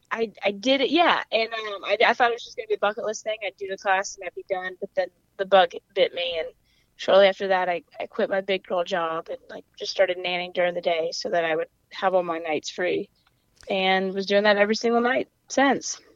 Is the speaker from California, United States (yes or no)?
no; Louisville, Kentucky, United States; accent: weird mix of accents; coastal twang; moved away as an adult; also born or lived in South Carolina; now in Atlanta, United States; I grew up in Kentucky. I'm from Louisville, Kentucky